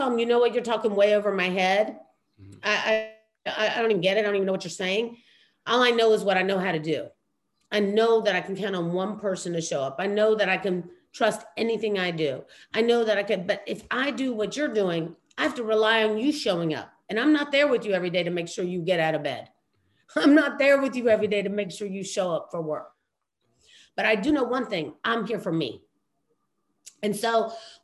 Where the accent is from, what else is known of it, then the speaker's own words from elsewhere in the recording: New York City, New York, United States; I was born in Queens. Yeah. I'm straight up, you know, from the streets.